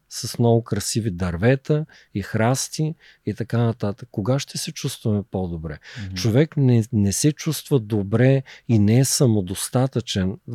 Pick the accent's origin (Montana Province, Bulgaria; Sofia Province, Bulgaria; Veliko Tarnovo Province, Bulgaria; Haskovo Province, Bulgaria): Veliko Tarnovo Province, Bulgaria; Gorna Oryahovitsa; born there; да зареждам батериите там, където съм се родил, в Горна Оряховица, в Габровския Балкан